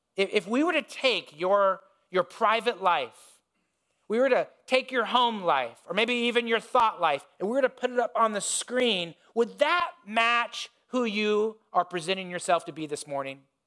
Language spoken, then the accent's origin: English; Indiana, United States; when I was growing up, I grew up in Indiana